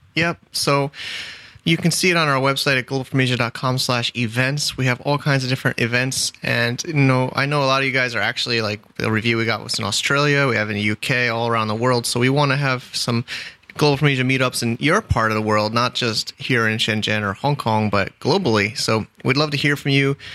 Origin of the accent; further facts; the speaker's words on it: United States; now in China; I'm American